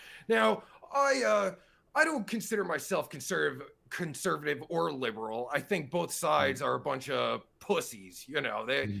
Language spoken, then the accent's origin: English; United States; Ah, that's where I'm from. Well, not originally, I'm from America.